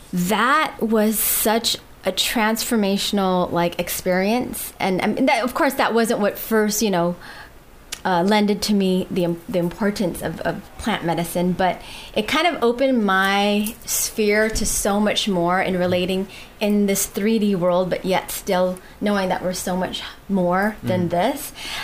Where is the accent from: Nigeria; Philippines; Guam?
Guam; moved away; also born or lived in United States; I was born and raised on Guam, but left from it for about 15 years, and out in the States